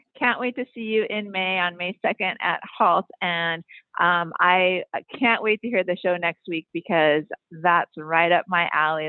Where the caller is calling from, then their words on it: Maui, Hawaii, United States; I'm calling from Maui.